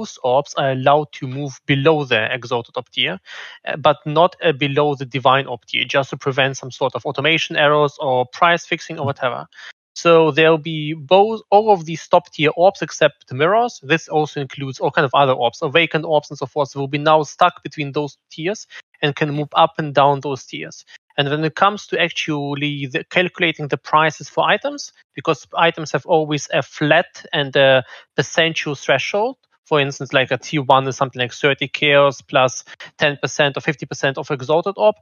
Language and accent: English; Germany; I'm 32 from Germany